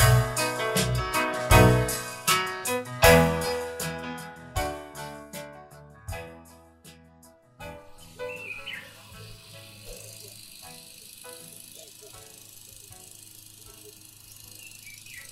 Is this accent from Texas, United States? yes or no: yes; Texas, United States; moved away; When you grow up in Texas